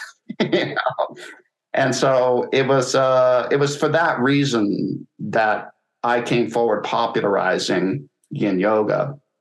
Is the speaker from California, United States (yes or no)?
no; Montana, United States; moved away as an adult; also born or lived in Los Angeles, United States; I grew up in Montana, but in my twenties, when I was teaching and learning, I was in L.A.